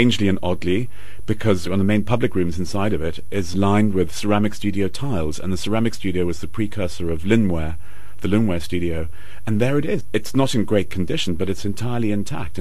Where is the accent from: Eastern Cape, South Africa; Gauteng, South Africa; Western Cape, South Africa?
Western Cape, South Africa; Cape Town; I'm not a Johannesburger, I'm from Cape Town